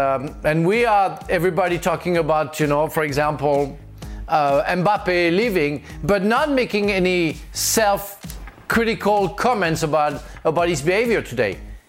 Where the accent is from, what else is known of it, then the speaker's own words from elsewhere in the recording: Marseille, Provence-Alpes-Côte d'Azur, France; I was born in Marseille.